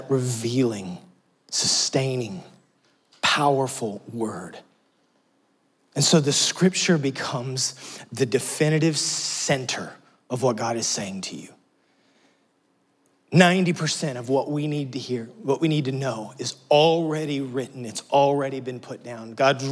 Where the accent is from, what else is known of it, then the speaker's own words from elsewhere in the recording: Texas, United States; moved away as an adult; now in Tennessee, United States; We're from Texas.